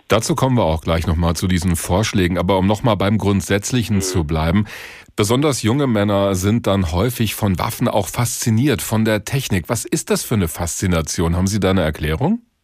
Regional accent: Hesse, Germany; Bei uns in Hessen

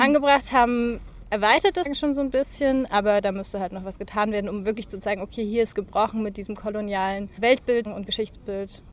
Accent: near Witzenhausen, Hesse, Germany; ich bin ganz in der Nähe von hier aufgewachsen

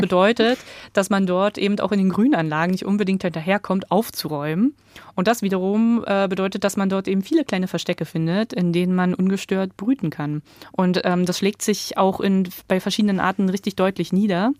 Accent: East Germany, Germany; also born or lived in Berlin; ich komme halt aus Ostdeutschland, da lässt sich die Herkunft auch nicht leugnen

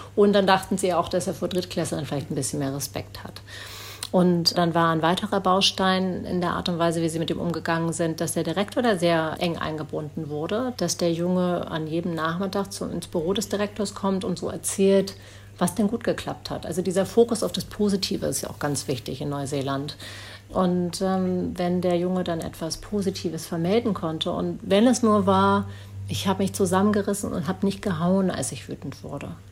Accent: Berlin, Germany; moved away as an adult; now in New Zealand; Das ist meine Heimat, da bin ich aufgewachsen

